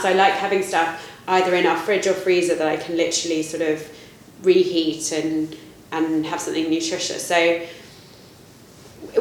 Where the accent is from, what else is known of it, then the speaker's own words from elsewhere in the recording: United Kingdom; I'm very British.